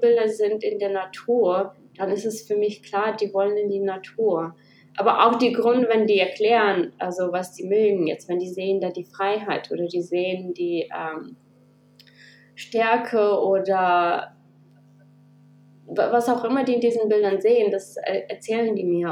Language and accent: German; Kazakhstan; moved away as an adult; also born or lived in Germany; now in Australia; ich bin in Kasachstan geboren. Ich war achtzehn, als wir nach Deutschland gekommen sind